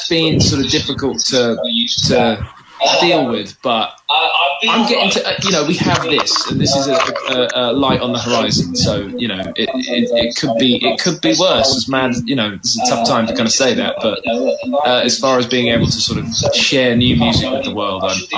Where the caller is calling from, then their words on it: London, United Kingdom; I'm in North London. I'm at home. I'm in my house in North London.